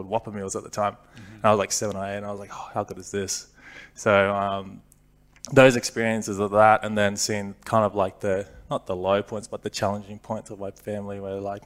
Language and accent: English; Brisbane, Queensland, Australia; So I started my junior footy there.